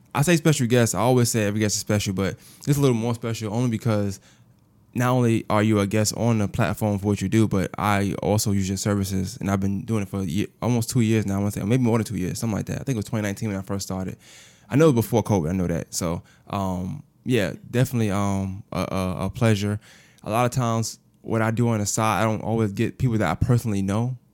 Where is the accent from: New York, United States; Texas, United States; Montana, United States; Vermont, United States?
New York, United States; New York City; I'm from Brooklyn